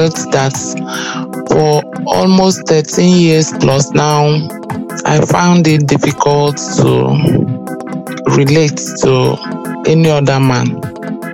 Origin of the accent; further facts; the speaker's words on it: Enugu State, Nigeria; I hail from Enugu State